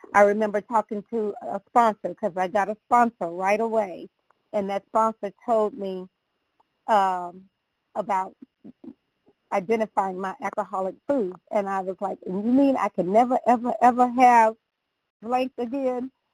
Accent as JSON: {"language": "English", "region": "the South", "country": "United States", "tie": "born or raised there", "said": "growing up in the South"}